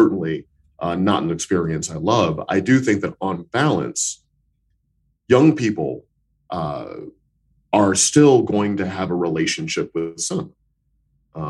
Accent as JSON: {"language": "English", "region": "Missouri", "country": "United States", "tie": "born or raised there", "said": "When I grew up in Missouri in the United States, in the American Midwest"}